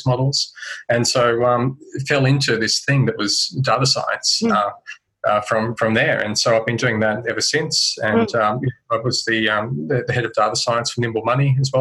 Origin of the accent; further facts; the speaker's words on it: Central Coast, New South Wales, Australia; I grew up on the Central Coast, New South Wales